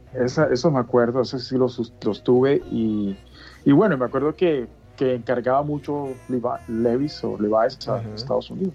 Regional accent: Bogotá, Colombia; cuando era pequeño, eh, en Bogotá

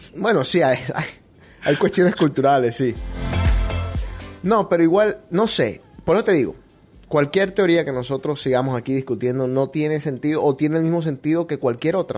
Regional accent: Barranquilla, Atlántico, Colombia; nosotros los barranquilleros

